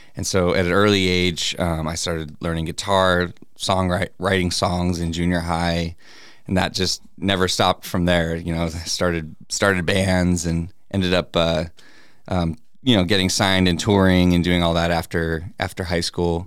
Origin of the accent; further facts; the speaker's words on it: Peoria, Arizona, United States; also born or lived in Phoenix, Arizona / Glendale, Arizona; I was born in Phoenix, and then um, my family lived mostly in Glendale and Peoria, kind of just you know between those two areas, like a little bit in Glendale, and then mostly pretty much I grew up in the the right behind Skyview Elementary